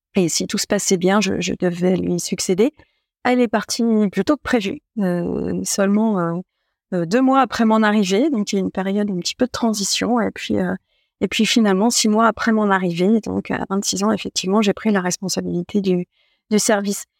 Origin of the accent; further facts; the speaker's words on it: Troyes, Grand Est, France; j'étais originaire de Troyes